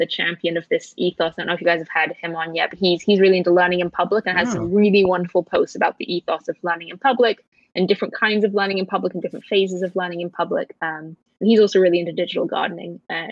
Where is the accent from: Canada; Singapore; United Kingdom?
United Kingdom; I'm British